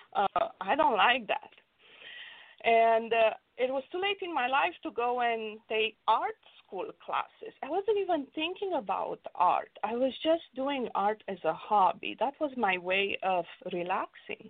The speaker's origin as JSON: {"language": "English", "country": "Romania", "tie": "born or raised there", "moved": "yes", "lives_now": "Los Angeles, United States", "said": "growing up in Romania, it was tough because I grew up uh, during the communist regime."}